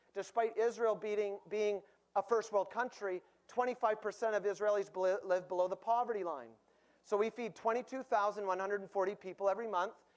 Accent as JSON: {"language": "English", "town": "Winnipeg", "region": "Manitoba", "country": "Canada", "said": "I'm from Winnipeg."}